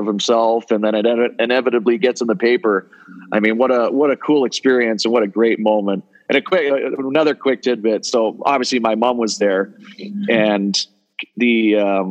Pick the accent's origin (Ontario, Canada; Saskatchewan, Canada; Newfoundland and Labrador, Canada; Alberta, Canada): Ontario, Canada; Waterloo; growing up in Southern Ontario